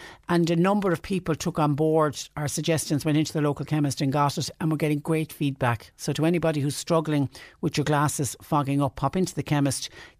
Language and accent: English; Galway, Connacht, Ireland; now in West Cork, Ireland; I live in West Cork, but I'm originally from Galway.